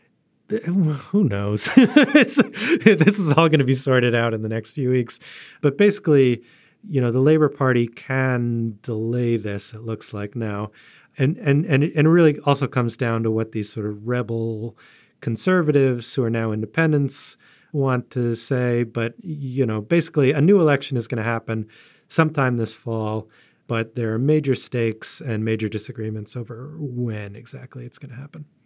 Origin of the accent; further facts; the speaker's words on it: United States; as an American living in twenty nineteen